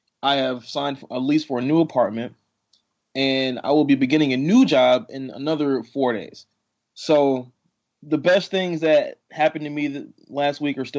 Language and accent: English; Atlanta, Georgia, United States; I am born and raised in Atlanta, Georgia.